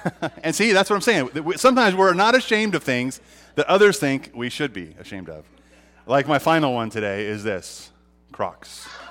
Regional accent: Montana, United States; now in California, United States; I'm from Montana, all right? I'm a Montanan. And, uh, it, it's funny 'cause I, I was born here, but I grew up and was raised there.

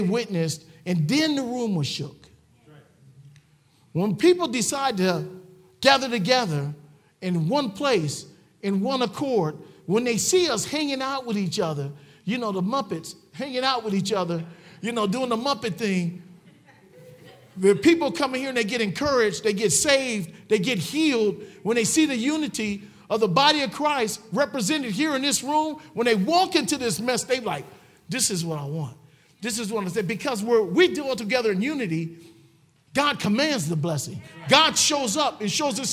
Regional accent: Cleveland, Ohio, United States; I'm a ghetto boy. I come from Cleveland, Ohio. I come from the projects

